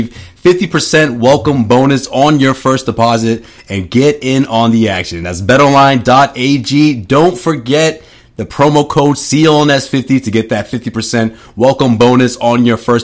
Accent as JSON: {"language": "English", "town": "Boston", "region": "Massachusetts", "country": "United States", "said": "I'm from Boston"}